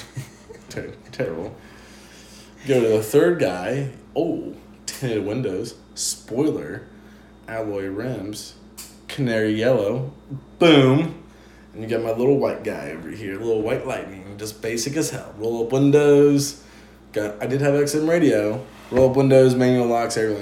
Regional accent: Chillicothe, United States; my hometown, Chillicothe

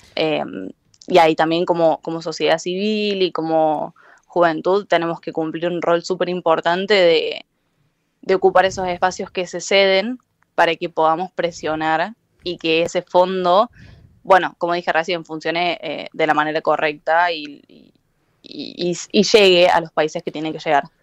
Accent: Argentina

